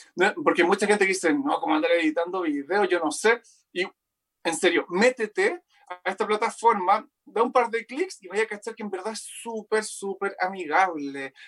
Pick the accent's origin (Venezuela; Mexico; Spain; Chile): Chile; Rancagua, O'Higgins; also born or lived in Santiago; now in Viña del Mar, Chile; soy de Rancagua, vivo en Viña, ahora estoy, bueno, hace un mes en Santiago